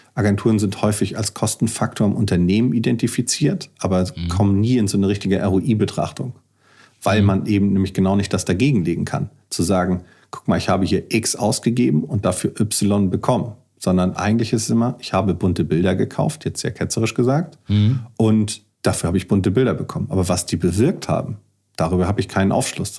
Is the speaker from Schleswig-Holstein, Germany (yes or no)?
yes; Kiel, Schleswig-Holstein, Germany; Ich bin Kieler